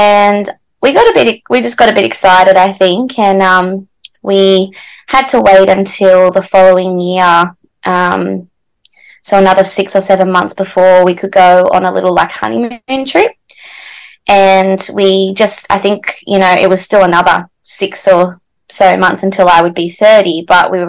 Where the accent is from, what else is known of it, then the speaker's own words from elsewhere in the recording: Newcastle, New South Wales, Australia; I'm from Newcastle in New South Wales, Australia.